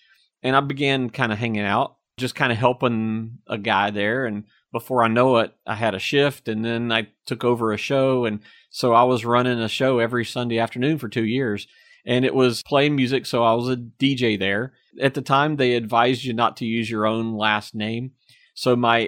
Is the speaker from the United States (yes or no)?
yes; Apex, North Carolina, United States; accent: Southern; I learned a little bit about my accent, learned how Southern I really was, you know, growing up in Apex. At the time, everyone in Apex had your classic North Carolina Southern accent.